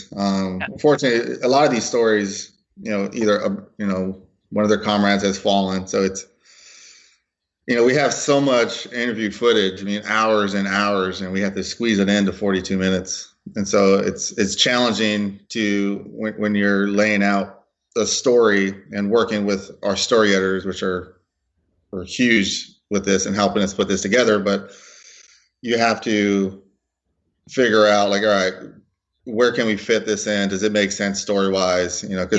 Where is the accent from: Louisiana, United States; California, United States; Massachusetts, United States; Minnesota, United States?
California, United States; Los Angeles; I kind of went through your standard Hispanic pipeline in Los Angeles. I was born and raised in Los Angeles.